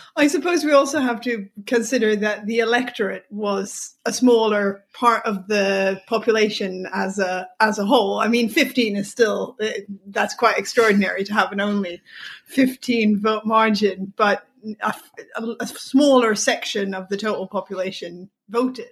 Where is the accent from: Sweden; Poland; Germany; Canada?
Sweden; watching the TV series Law and Order growing up in Sweden